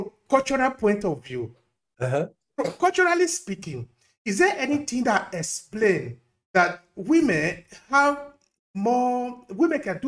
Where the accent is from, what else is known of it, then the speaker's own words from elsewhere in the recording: Uromi, Edo, Nigeria; I'm from Urumi. I'm from Esan.